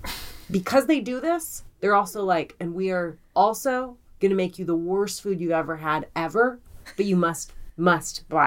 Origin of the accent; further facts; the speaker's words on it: Colorado, United States; moved away; I grew up in Colorado